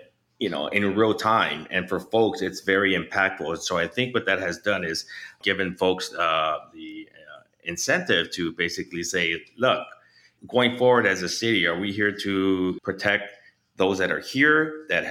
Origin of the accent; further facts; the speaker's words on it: Los Angeles, California, United States; moved away as an adult; now in Chicago, United States; my hometown, Los Angeles